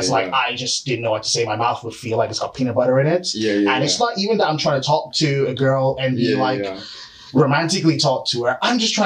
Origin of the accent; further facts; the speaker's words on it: Canada; now in United Kingdom; originally from Canada. So that's why my accent sounds very, very offish because like I'm a guy who's been living here for like 20 odd years and I'm sort of like a hybrid of all the accents I've had.